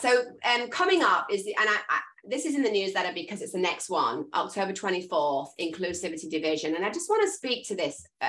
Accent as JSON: {"language": "English", "region": "England", "country": "United Kingdom", "said": "I'm English"}